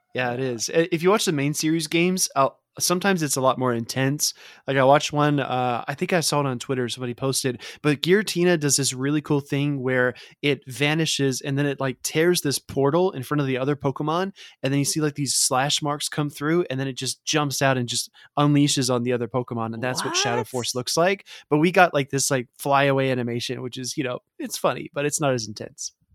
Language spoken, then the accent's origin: English; the South, United States; I grew up in the South